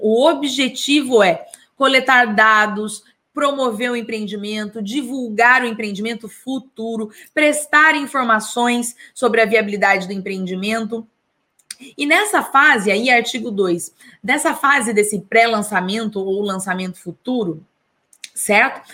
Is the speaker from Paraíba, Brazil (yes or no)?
no; Taubaté, São Paulo, Brazil; da minha cidade natal